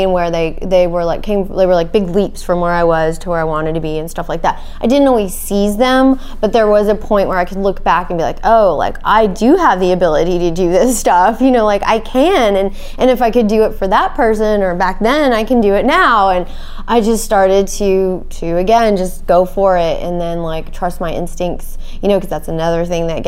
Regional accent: Arlington, Texas, United States; moved away as an adult; also born or lived in Detroit / Austin / Tel Aviv; now in New York, United States; I was born in Detroit, and my parents moved to Texas when I was like 1.5. And my dad is from Israel, actually, so he was an immigrant. And we moved to Texas, and I was raised in Arlington

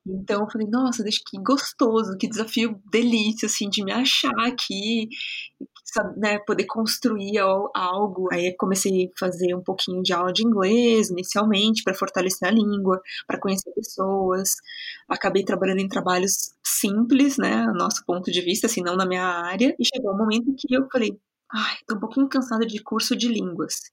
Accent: Tietê, São Paulo, Brazil; O meu sotaque vem de um pedacinho do estado de São Paulo, uma cidade pequenininha, é, muito querida, chamada Tietê.

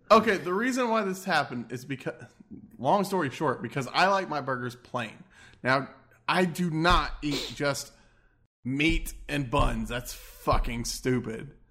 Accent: Texas, United States; I'm from Texas

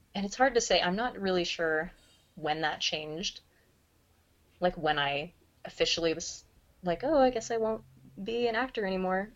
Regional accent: Tulsa, Oklahoma, United States; moved away as an adult; now in Seattle, United States; I grew up in Tulsa

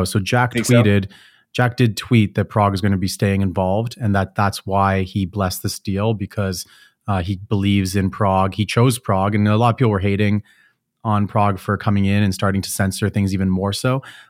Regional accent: Canada; I came from Canada, which is typically like that.

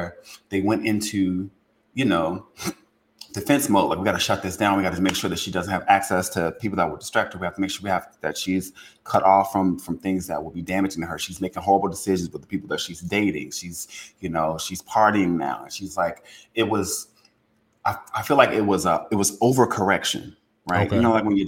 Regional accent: Louisiana, United States; I'm from Louisiana.

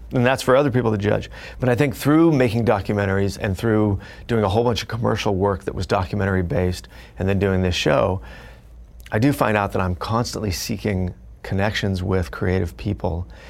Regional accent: Fullerton, California, United States; growing up, I grew up in Fullerton, California

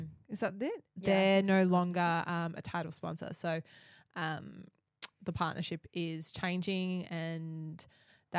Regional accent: Australia; accent: Aussie bogan; it's my Aussie bogan accent

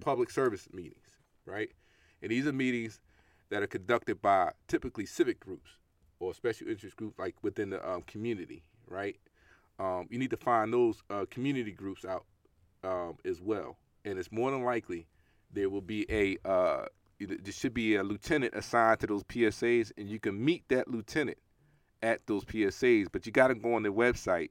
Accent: New York City, New York, United States; growing up in Brooklyn, New York

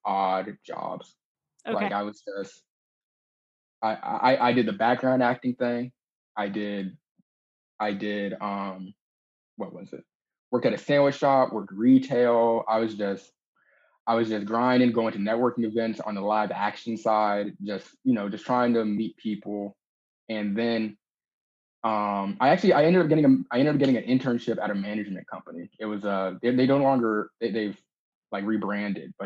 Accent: Tampa, Florida, United States; moved away; I'm originally from Tampa, Florida

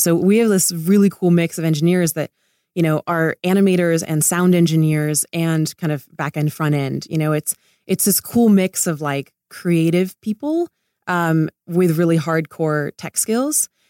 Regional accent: Laguna Beach, California, United States; I grew up in Laguna Beach

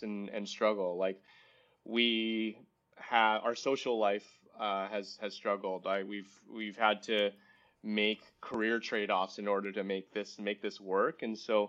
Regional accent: Vancouver, British Columbia, Canada; moved away as an adult; also born or lived in San Francisco / San Mateo; I was from Vancouver

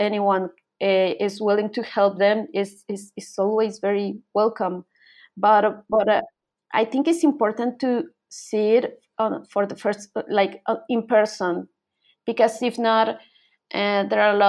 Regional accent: Colombia; I'm from Colombia, and Colombia Colombia is next to Venezuela

